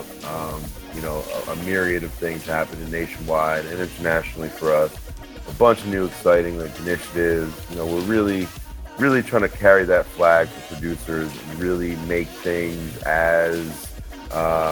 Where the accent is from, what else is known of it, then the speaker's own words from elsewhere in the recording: New Jersey, United States; moved away as an adult; now in New York City, United States; I'm from North Jersey